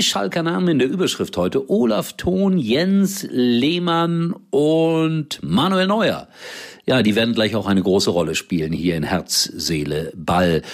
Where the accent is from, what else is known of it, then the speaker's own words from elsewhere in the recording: Gelsenkirchen, North Rhine-Westphalia, Germany; das ist ja meine Heimat